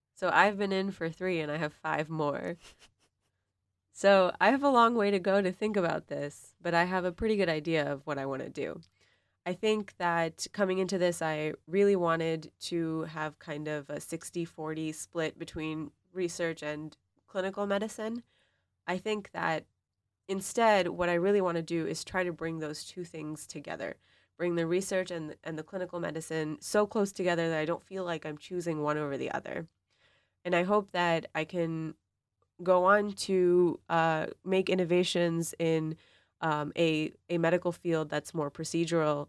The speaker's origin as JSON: {"language": "English", "country": "Pakistan", "also_born_or_lived": "Boston", "moved": "yes", "lives_now": "East Lansing, United States", "said": "I'm from Pakistan"}